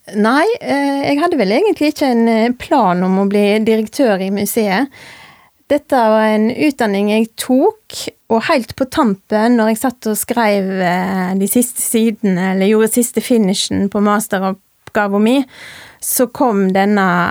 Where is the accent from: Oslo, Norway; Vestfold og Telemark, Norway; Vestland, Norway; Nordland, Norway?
Vestland, Norway; Rosendal; also born or lived in Voss; Jeg er født og jeg er oppvokst i Rosendal.